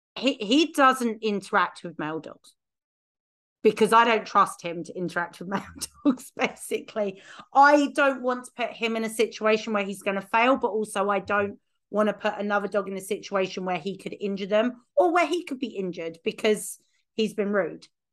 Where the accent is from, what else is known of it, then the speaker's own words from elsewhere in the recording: United Kingdom; being British